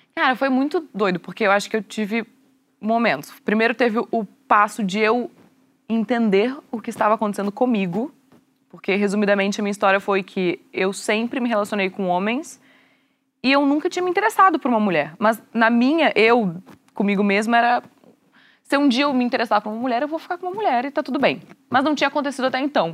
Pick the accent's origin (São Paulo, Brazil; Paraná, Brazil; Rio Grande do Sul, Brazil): Rio Grande do Sul, Brazil; na sociedade que eu fui criada, sou gaúcha